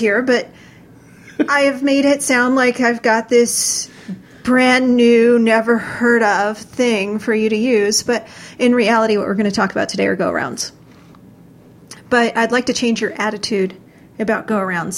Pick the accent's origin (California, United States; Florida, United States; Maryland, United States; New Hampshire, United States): Florida, United States; I come from Florida